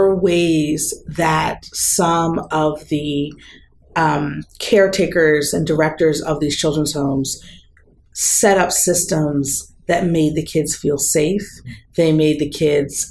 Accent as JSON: {"language": "English", "region": "southern New Jersey", "country": "United States", "tie": "born or raised there", "also_born_or_lived": "Rhode Island / Midwest", "moved": "as an adult", "lives_now": "West Coast, United States", "said": "I grew up in New Jersey, in southern New Jersey."}